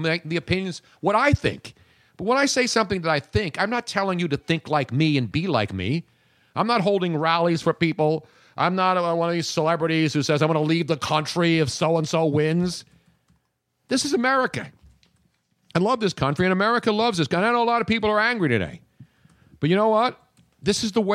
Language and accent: English; Philadelphia, Pennsylvania, United States; I grew up in Philadelphia, very liberal city